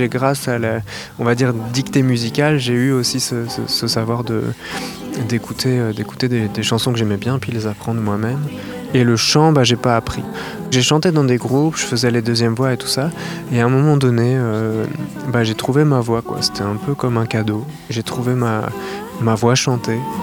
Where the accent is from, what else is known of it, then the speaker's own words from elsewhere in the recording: La Rochelle, Nouvelle-Aquitaine, France; je viens de La Rochelle